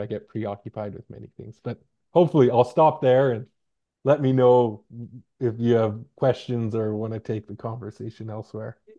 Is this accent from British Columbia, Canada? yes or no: yes; Hartley Bay, British Columbia, Canada; now in Victoria, Canada; I come from a small community called Hartley Bay